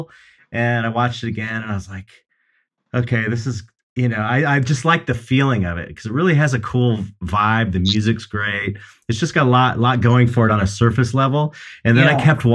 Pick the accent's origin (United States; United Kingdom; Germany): United States; as an American